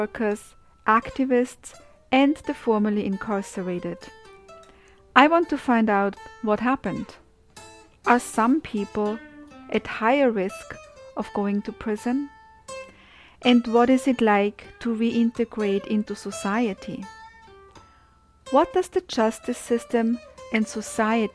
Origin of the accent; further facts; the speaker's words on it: Austria; now in New York, United States; so we are now in New York, and I grew up in Austria